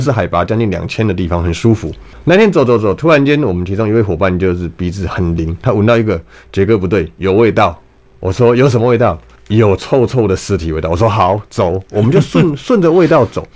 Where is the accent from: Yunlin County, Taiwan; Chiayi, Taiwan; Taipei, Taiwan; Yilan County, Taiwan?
Taipei, Taiwan; 我小时候在， 在台北市长大，那大概四十，三十几年前，四十年前的时候